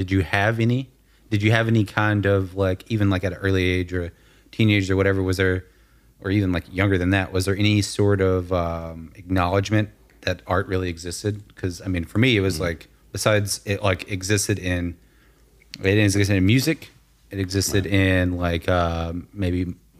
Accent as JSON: {"language": "English", "region": "Arkansas", "country": "United States", "lives_now": "Florida, United States", "said": "Yeah, exactly. Yeah, we're from Arkansas, so we do that all the time. Like, funny story, when I'll get into this on the podcast. When I first moved to Florida"}